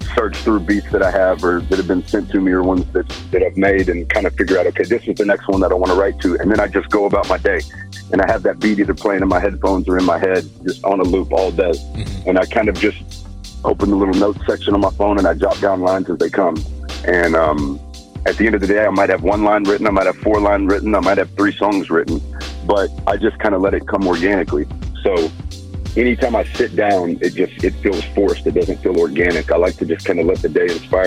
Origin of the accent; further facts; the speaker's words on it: Texas, United States; I'm from the South. I'm from Texas